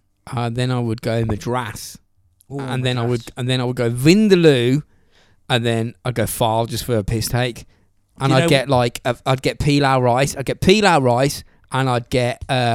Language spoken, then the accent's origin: English; England, United Kingdom; This is what I do as an Englishman.